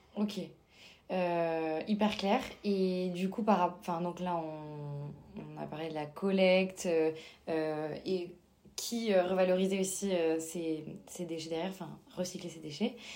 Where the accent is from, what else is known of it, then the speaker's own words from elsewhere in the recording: Toulouse, Occitania, France; dans ma région, parce que je suis originaire de Toulouse